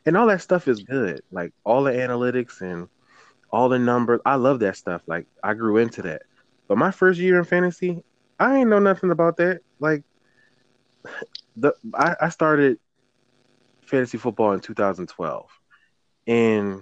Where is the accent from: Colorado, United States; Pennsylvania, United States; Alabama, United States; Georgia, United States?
Pennsylvania, United States; Philadelphia; We are from Philadelphia